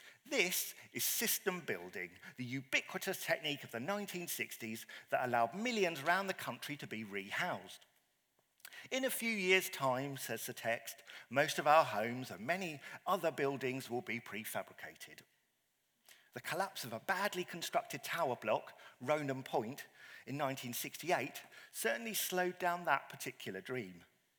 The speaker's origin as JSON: {"language": "English", "town": "Croydon", "region": "London", "country": "United Kingdom", "tie": "born or raised there", "said": "this is my hometown of Croydon, illustrated by local artist Bernard Robinson. A concrete landscape of flyovers, tower blocks and underpasses that so epitomises the world that many of us grew up in."}